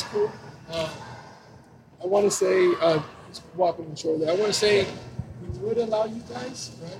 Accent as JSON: {"language": "English", "town": "Arcadia", "region": "California", "country": "United States", "tie": "born or raised there", "said": "I grew up here and I was born and raised here."}